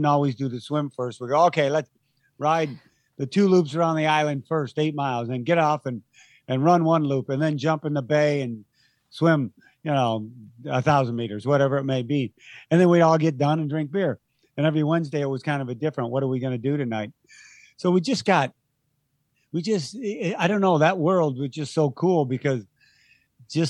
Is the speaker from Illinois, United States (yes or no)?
no; Ohio, United States; moved away as an adult; now in San Diego, United States; when I moved to San Diego from Ohio